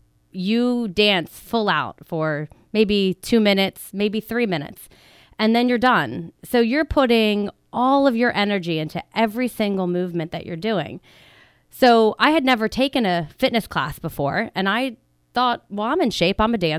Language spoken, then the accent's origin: English; Drexel Hill, Pennsylvania, United States; Yes, I grew up in Drexel Hill, so right in the Delaware County area, and I went to high school, to Upper Darby High School, and to college at Temple University. So I am a local girl